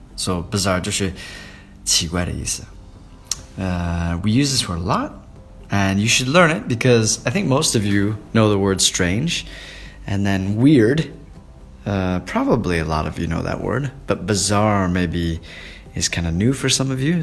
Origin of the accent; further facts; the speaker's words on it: Portland, Oregon, United States; moved away; Portland is my hometown